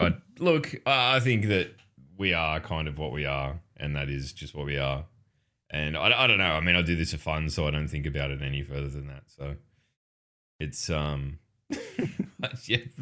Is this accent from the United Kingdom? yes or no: no; Australia; as an Australian